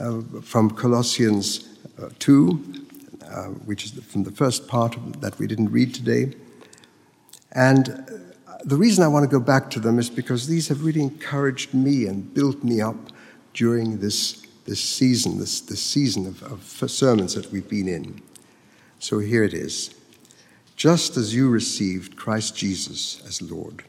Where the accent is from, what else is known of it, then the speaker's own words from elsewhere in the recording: Mexico; moved away; I grew up in Mexico, where every day you can see the pilgrims making their way to the shrine of the Virgin of Guadalupe.